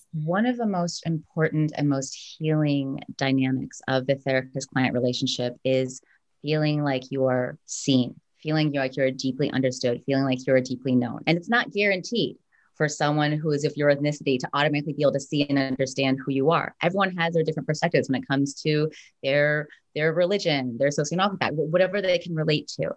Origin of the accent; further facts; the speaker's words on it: United States; I was born here. I'm American